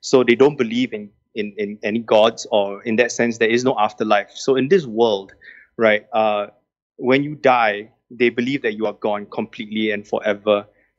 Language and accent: English; Singapore; I am Singaporean through and through, born and bred, very proudly so.